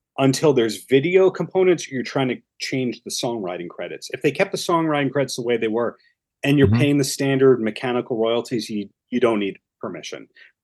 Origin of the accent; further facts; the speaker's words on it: Long Island, New York, United States; No, I'm from Long Island, but I remember hearing that Scottsdale is nothing but strippers.